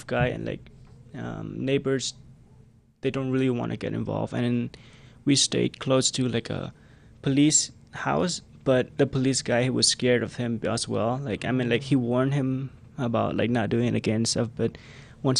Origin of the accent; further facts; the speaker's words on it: Cambodia; English is a second language; at a very young age, my parents divorced, and then it was very hard because we are coming from the Khmer Rouge regime